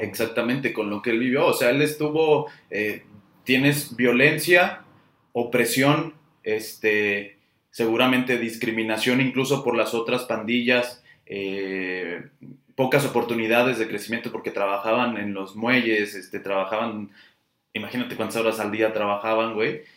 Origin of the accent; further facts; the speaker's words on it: Guadalajara, Jalisco, Mexico; los que somos tapatíos